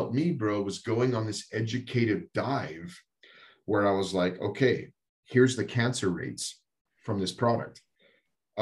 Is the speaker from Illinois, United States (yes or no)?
no; Texas, United States; also born or lived in Colorado; now in North Dakota, United States; I grew up in Texas, but we've been in Colorado for 20 years before we moved to North Dakota